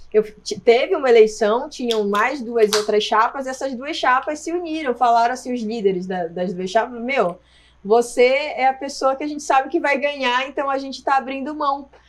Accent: Marajó Island, Pará, Brazil; moved away as an adult; now in Jundiaí, Brazil; eu nasci na ilha do Marajó, no Pará, Nossa, né? É verdade, eu nasci numa ilha e eu vim morar em Jundiaí tem 15 anos

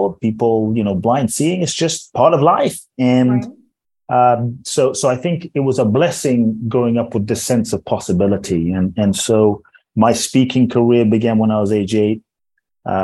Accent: London, United Kingdom; also born or lived in Ghana; now in United States; I was born in Ghana, West Africa. My father's from Ghana. My mother's Japanese. I grew up in London. I live in the US.

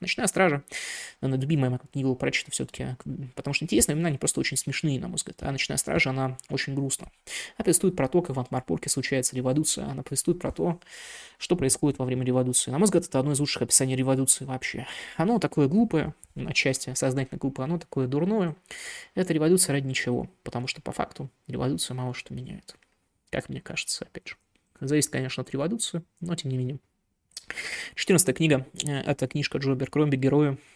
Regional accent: Irkutsk, Irkutsk Oblast, Russia; я из Иркутска

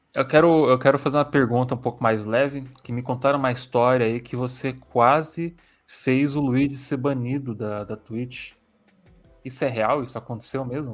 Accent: São Paulo, Brazil; eu sou de São Paulo

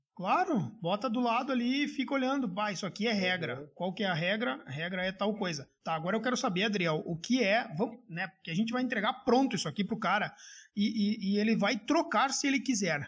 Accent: Gaúcho, Rio Grande do Sul, Brazil; accent: gaúcho

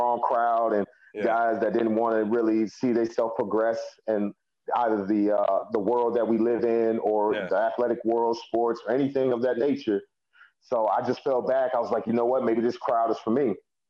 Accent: Elgin, United States; growing up in Elgin, everybody was put into sports when they were younger and things

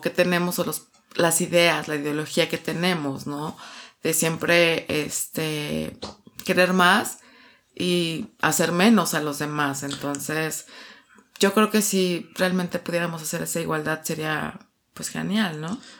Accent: Mexico City, Mexico; de aquí, de, de, la Ciudad de México

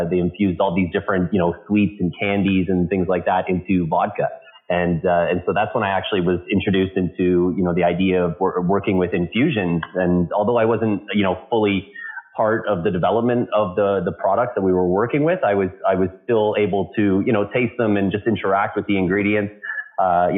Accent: London, Ontario, Canada; now in Toronto, Canada; I started bartending in a small cigar bar in my hometown in London, Ontario, here in Canada

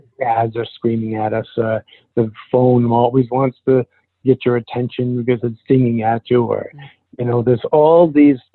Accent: Alna, Maine, United States; also born or lived in Rockland, Maine; I grew up in Alna, which is 300 people, in Rockland, which is a small town in Maine

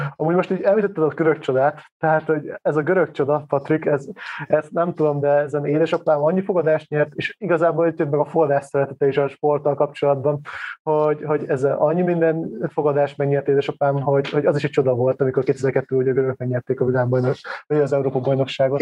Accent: Hévíz, Zala, Hungary; én kisvárosba származom, tehát Hévíz nem olyan nagy város, mindenki focizott.

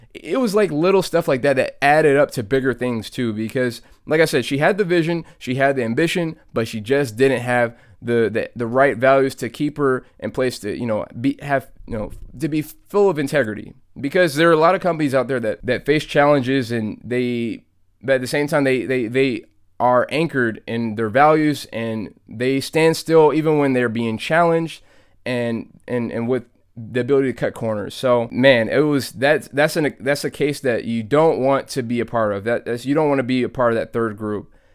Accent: Atlanta, Georgia, United States; I'm born and bred in Atlanta, Georgia

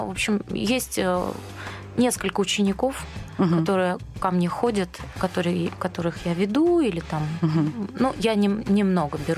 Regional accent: Dnipro, Dnipropetrovsk Oblast, Ukraine; Вообще мы из Днепропетровска обе.

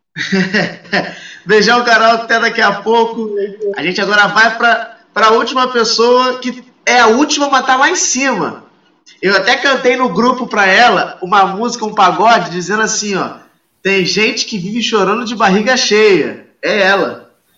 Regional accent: Rio de Janeiro, Brazil; Eu sou do Rio

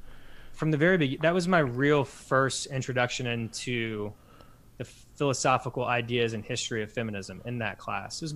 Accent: Louisville, Kentucky, United States; born and raised in Louisville

